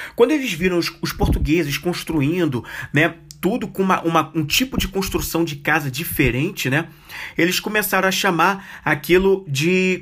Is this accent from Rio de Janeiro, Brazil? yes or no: yes; Rio de Janeiro, Brazil; até como cariocas